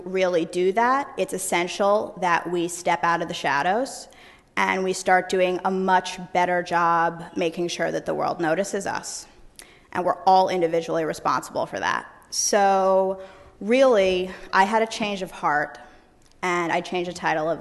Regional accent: New York, United States; born and raised in New York. That's where I practice today

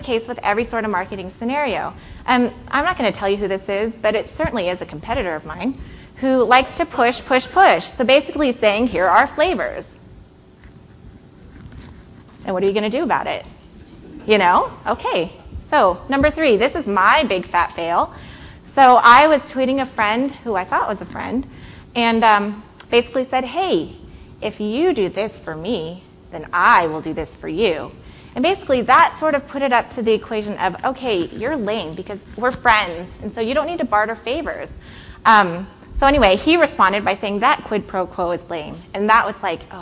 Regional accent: San Francisco, California, United States; now in Chicago, United States; I live in Chicago-ish. I live west of Chicago. And I grew up in San Francisco

